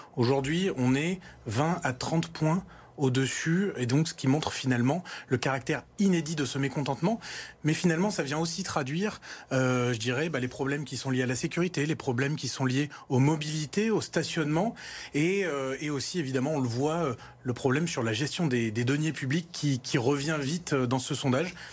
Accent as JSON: {"language": "French", "town": "Lyon", "region": "Auvergne-Rhône-Alpes", "country": "France", "said": "avec Pascal Blache, euh, on est lyonnais, on a cet amour de Lyon"}